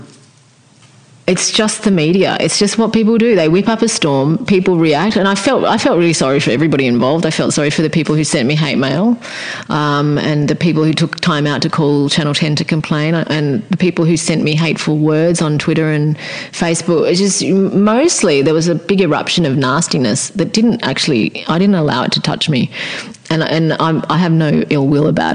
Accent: Australia; Here I am in Australia because I'm Australian

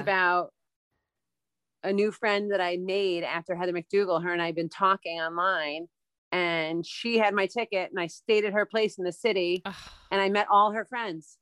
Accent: Westchester, New York, United States; I grew up in Westchester.

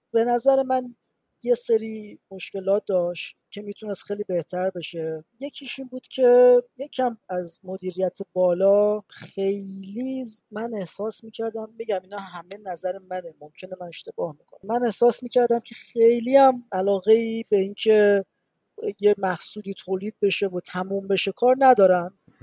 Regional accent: Iran; moved away as an adult; now in Montreal, Canada; من از ایرانم

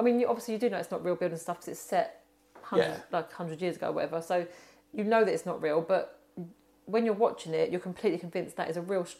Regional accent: England, United Kingdom; I'm English

